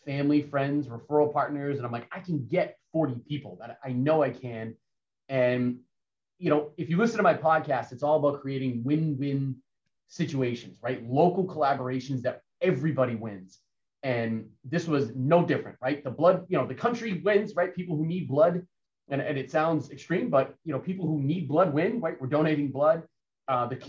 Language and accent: English; Central Massachusetts, United States; also born or lived in Hopkinton; where I grew up in Central Mass